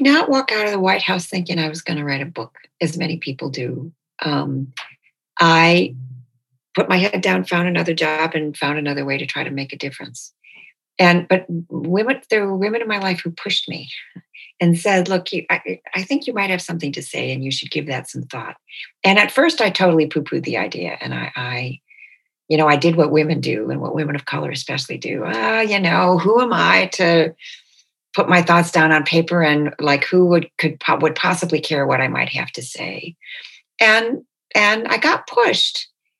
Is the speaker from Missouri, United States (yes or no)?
no; Detroit, Michigan, United States; born there; Like, it never occurred to me that I was born in Detroit.